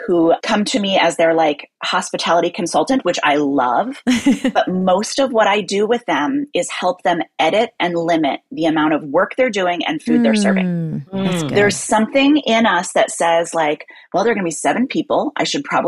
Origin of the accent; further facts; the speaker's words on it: Midwest, United States; now in New York, United States; as a Midwesterner who now lives in New York